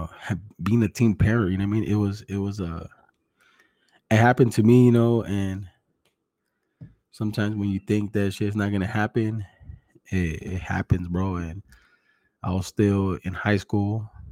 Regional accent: Greenfield, California, United States; I'm from Greenfield, fool. Same shit, güey. Greenfield, King City, South County.

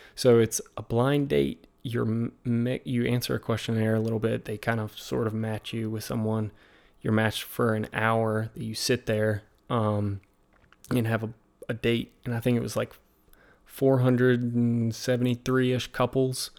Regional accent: Virginia, United States; accent: American accent, Southern drawl; I'm from Virginia

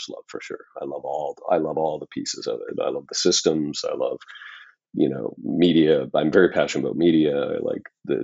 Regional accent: Saskatchewan, Canada; I'm from Saskatchewan

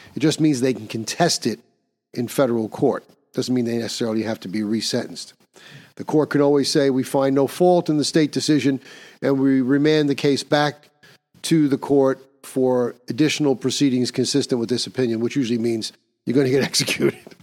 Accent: New York, United States; my home state of New York

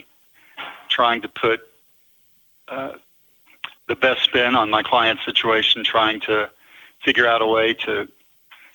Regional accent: Houston, Texas, United States; moved away as an adult; also born or lived in Evanston, Illinois; now in Denver, United States; I grew up in Houston, Texas

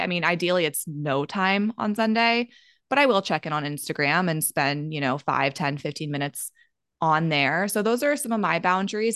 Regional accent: Maryland, United States; moved away; also born or lived in Colorado; I grew up in Maryland, so on the East Coast

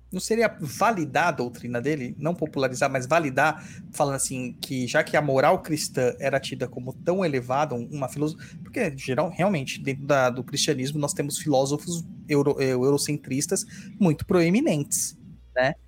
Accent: São Paulo, Brazil; Eu sou de São Mateus, Itaquera do lado, né, originalmente

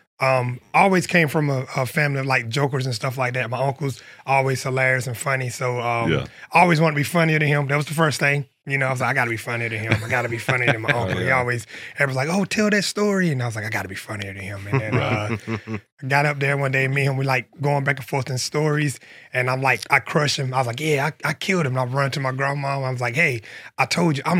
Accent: Union County, South Carolina, United States; I'm from Snow Coast, South Carolina.

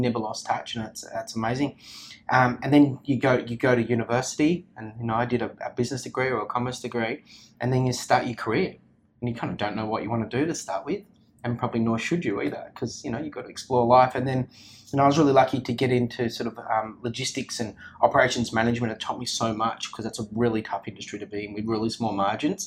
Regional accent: Sydney, New South Wales, Australia; now in Melbourne, Australia; I was born in Sydney, and where I grew up, I was really lucky. My parents' house was on just before a national park

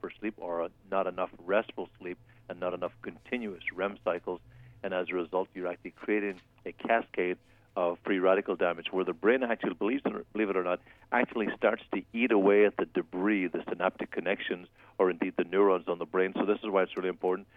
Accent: Ireland; now in United States; I'm on Irish time right now. I've been up since 6 o'clock or so watching the soccer from back home because there's 8-hour time difference

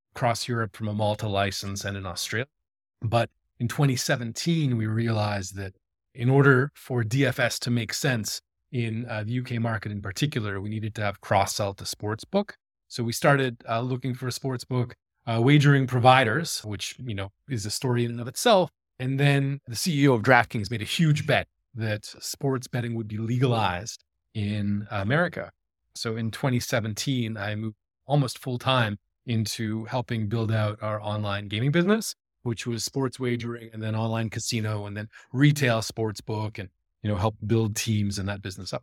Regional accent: Toronto, Ontario, Canada; moved away as an adult; also born or lived in Vancouver, Canada / Stockholm, Sweden; now in Copenhagen, Denmark; I am a fellow Canadian. I grew up in Toronto

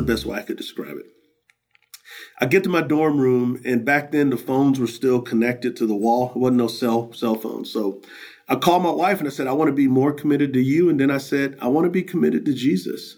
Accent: San Antonio, Texas, United States; I grew up in San Antonio, Texas, on the west side

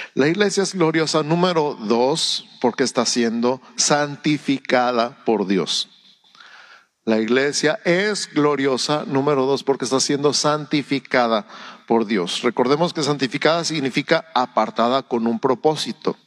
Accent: Mexico; Antes que ser mexicano, soy ciudadano del cielo. Soy embajador del cielo en México

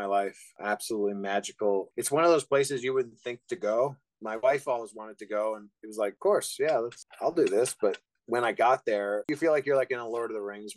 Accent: Canada; moved away as an adult; also born or lived in Wales; now in Michigan, United States; I was born in Wales, in Great Britain. I moved to Canada when I was 3.5 years old.

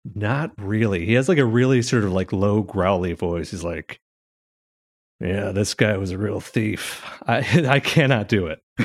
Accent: Chicago, Illinois, United States; I am from Chicago. I live here, and I'm from here

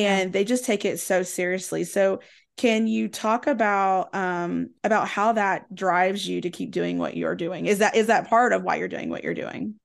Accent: Southwest Virginia, East Tennessee, United States; I grew up in East Tennessee, Southwest Virginia

